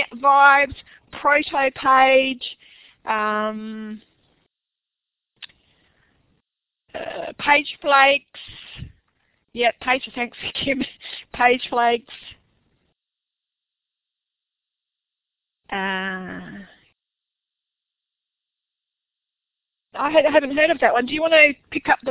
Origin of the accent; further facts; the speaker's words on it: Australia; accent: Aussie; my Aussie accent